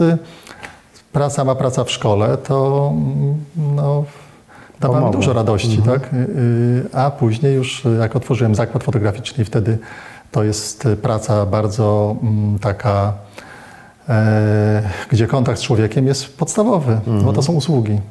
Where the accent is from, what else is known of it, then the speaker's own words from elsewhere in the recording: Gdynia, Pomeranian Voivodeship, Poland; Ja urodziłem się w Gdyni